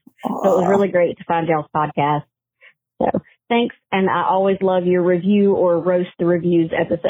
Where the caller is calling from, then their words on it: North Carolina, United States; I'm calling in from North Carolina.